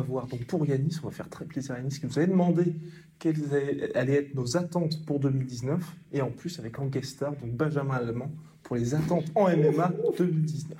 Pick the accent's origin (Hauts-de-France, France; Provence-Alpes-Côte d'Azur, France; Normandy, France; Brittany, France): Hauts-de-France, France; Chantilly; Je viens de Chantilly